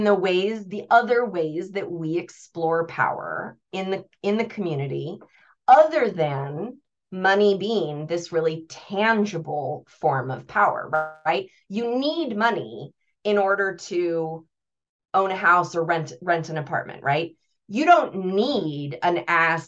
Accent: United States; I'm American

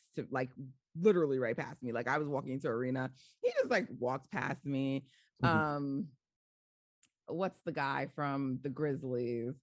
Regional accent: New York, United States; I'm like, New York

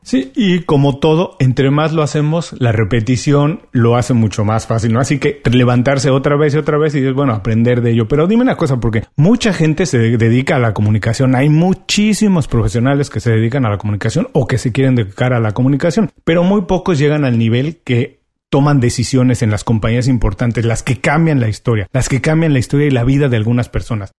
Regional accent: Mexico; soy buen mexicano

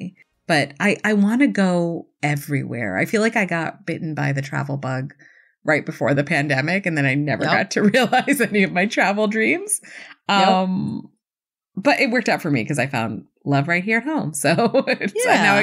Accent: Buffalo, New York, United States; I grew up in Buffalo.

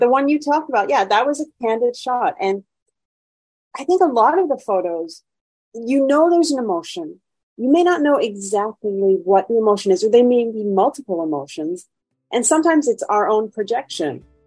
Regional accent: Vermont, United States; also born or lived in Montreal; now in Chicago, United States; I grew up in Vermont, which is very white, not very diverse.

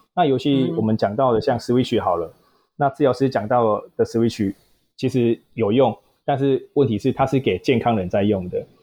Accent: southern Taiwan, Taiwan; 本身南部人啊，所以求学阶段啦，然后也没有到北部，北部过，然后也是土生土长的南部人

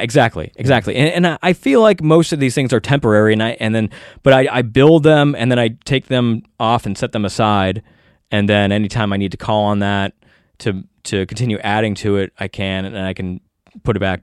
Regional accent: United States; as an American

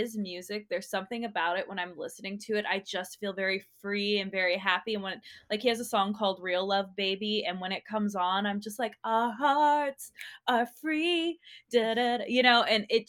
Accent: Los Angeles, California, United States; Yes, yeah, San Gabriel Valley area.

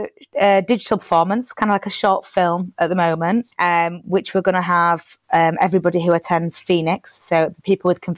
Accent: United Kingdom; I'm born and bred in Britain

